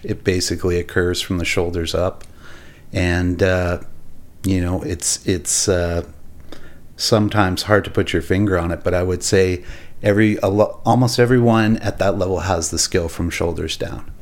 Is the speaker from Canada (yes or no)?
yes; Millet, Alberta, Canada; also born or lived in Edmonton / Arlington, Texas / Wetaskiwin; We had the farm in, in Millet.